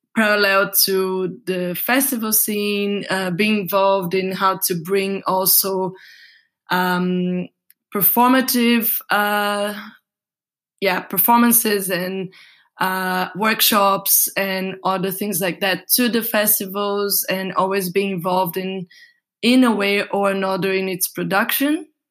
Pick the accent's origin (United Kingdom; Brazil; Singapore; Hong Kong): Brazil; moved away as an adult; now in Berlin, Germany; I come from Brazil and I lived until my 22 years old there.